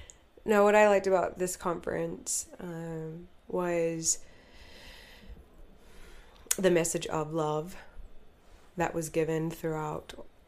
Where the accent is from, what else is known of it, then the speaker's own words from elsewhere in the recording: New Zealand; moved away as an adult; now in Utah, United States; I was raised in New Zealand.